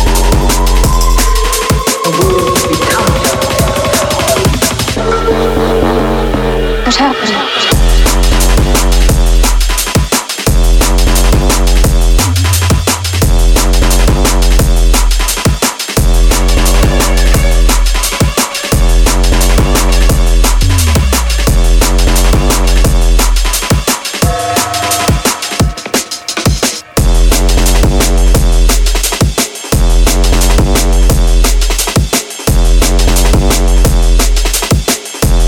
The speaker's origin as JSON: {"language": "English", "town": "Toronto", "region": "Ontario", "country": "Canada", "said": "I'm from Toronto"}